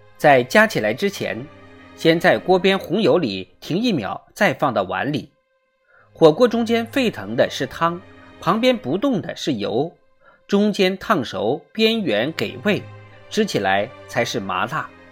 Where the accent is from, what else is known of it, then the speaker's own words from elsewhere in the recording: northern China, China; 作为北方人